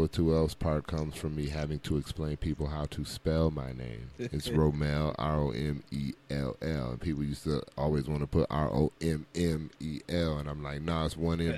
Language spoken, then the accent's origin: English; Racine, Wisconsin, United States; moved away as an adult; I'm originally from Racine, Wisconsin. I ended up here about 13 years ago after I got out of the military.